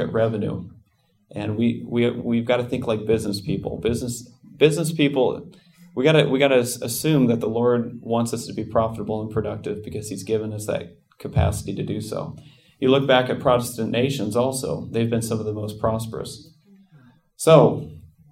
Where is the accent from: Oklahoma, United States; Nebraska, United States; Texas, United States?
Nebraska, United States; I grew up in Nebraska.